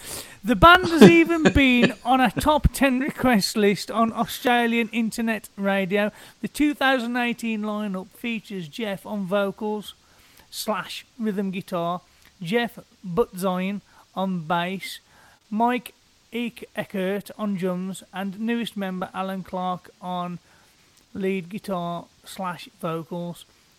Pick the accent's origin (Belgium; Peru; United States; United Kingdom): United Kingdom; I am typically British